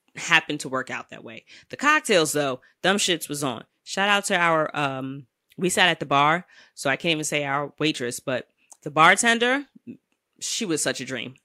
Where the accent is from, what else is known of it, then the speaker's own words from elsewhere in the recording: New York City, New York, United States; as a New Yorker